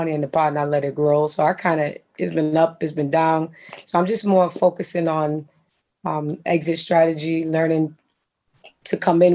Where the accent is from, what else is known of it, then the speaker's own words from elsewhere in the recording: New York City, New York, United States; I'm from Brooklyn